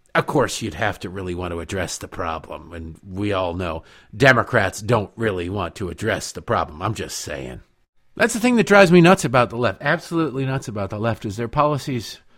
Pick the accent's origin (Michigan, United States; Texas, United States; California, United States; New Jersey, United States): Michigan, United States; Detroit; moved away; also born or lived in Baltimore; growing up in Detroit.